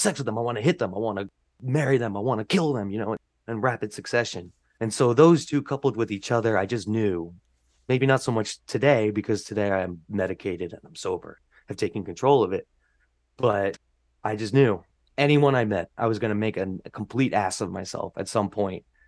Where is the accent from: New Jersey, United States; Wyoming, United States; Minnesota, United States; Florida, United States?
New Jersey, United States; North Brunswick; now in New York, United States; where I grew up in North Brunswick